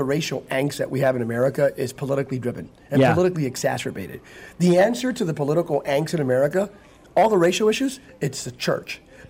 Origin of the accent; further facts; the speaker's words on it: Bethlehem, Pennsylvania, United States; now in California, United States; In my Assembly of God church. I'm from Pennsylvania, Bethlehem, Pennsylvania.